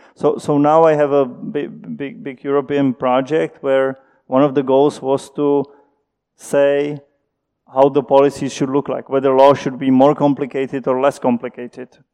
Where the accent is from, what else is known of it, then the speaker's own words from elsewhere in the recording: Czechia; moved away as an adult; also born or lived in Princeton, United States; When I moved back from Princeton, I, I, moved back home. I thought I cannot do research in the Czech Republic